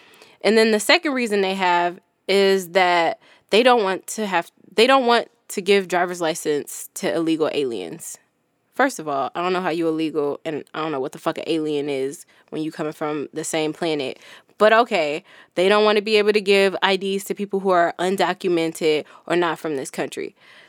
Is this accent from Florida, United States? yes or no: no; New York, United States; when I came from New York to Cali to get my Cali ID